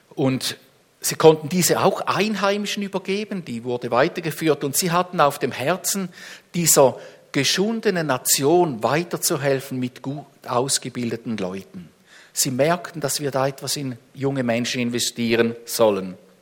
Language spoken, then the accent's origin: German; Switzerland; uns als Schweizer